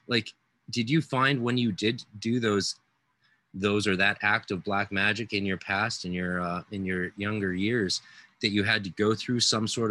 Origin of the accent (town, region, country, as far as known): Canada